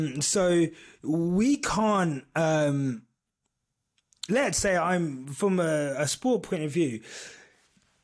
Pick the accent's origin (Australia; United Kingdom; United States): United Kingdom; I am British.